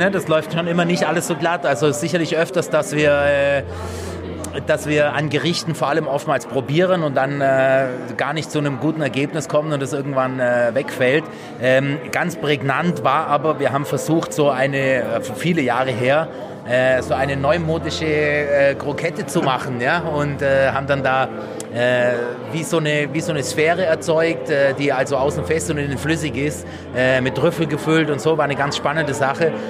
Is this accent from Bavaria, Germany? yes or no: yes; Bavaria, Germany; Ich bin ja auch Schwabe, also bayerischer Schwabe.